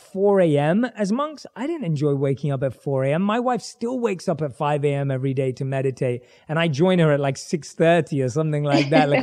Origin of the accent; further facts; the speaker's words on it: London, United Kingdom; I was growing up, born and raised in London